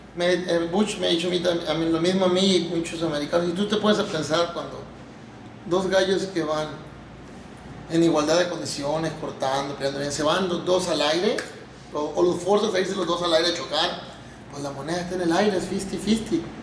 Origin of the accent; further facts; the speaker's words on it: Mazatlán, Sinaloa, Mexico; De aquí de Mazatlán, de Mazatlán, Sinaloa. Nacido y criado